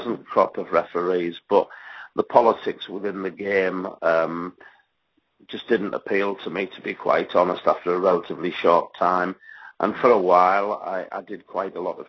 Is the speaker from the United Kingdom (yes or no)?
yes; Middlesbrough, North East England, United Kingdom; my hometown team, Middlesbrough